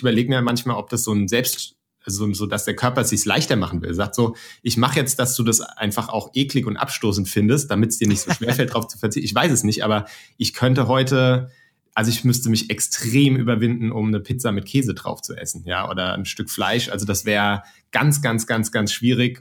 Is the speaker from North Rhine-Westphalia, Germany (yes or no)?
no; Mainz, Rhineland-Palatinate, Germany; moved away as an adult; now in Frankfurt, Germany; ich komme aus Mainz ursprünglich